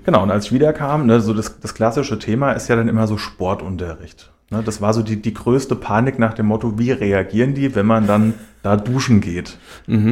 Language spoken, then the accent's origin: German; Schlüchtern, Hesse, Germany; moved away as an adult; now in Hanau, Germany; Ich bin 30, ich äh, wohne aktuell in Hanau, bin aber in Schlüchtern geboren und aufgewachsen